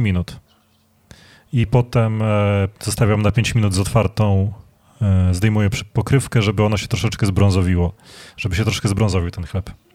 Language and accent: Polish; Legionowo, Masovian Voivodeship, Poland; U nas w Legionowie była taka piekarnia